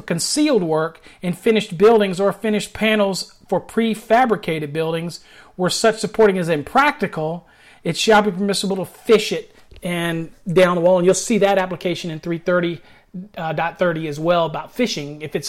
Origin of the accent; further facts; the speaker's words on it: Virginia, United States; now in Texas, United States; You got to remember, I came to Texas, but yeah, I'm from Virginia, you know, and everybody enunciates better out here in Texas, even though it has a little drawl on it.